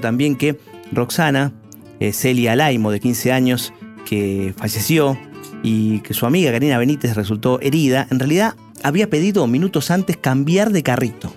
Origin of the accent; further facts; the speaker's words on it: Lomas de Zamora, Buenos Aires Province, Argentina; Lomense, como nosotros